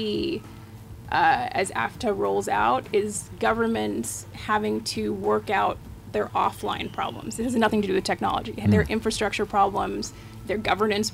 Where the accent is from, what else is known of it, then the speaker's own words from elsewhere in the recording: United States; moved away as an adult; now in Ghana; I was raised in the United States